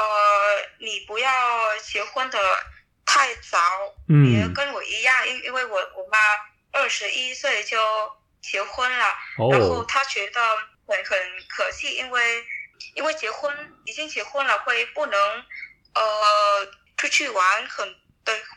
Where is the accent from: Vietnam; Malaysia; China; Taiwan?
Vietnam; Bac Ninh; Chinese is a second language; 我的家乡在北宁，我我的家乡离河内很近的，骑摩托车一个小时就到了。